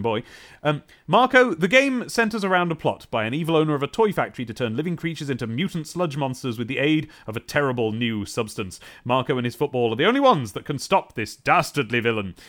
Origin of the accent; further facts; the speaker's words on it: United Kingdom